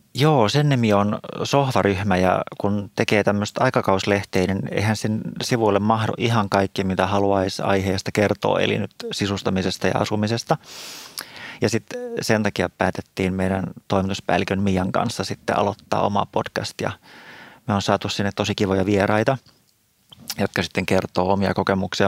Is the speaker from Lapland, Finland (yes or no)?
no; Espoo, Uusimaa, Finland; moved away as an adult; now in Helsinki, Finland; mä oon tämmöinen syntyperäinen espoolainen